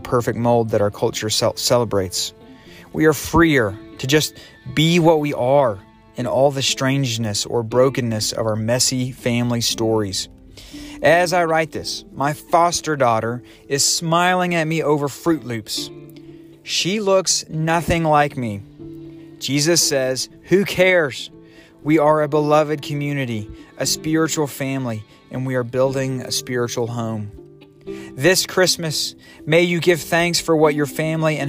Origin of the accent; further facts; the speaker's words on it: the South, United States; moved away as an adult; also born or lived in Bucharest, Romania; I grew up in the South with big houses and open fields, southern drawls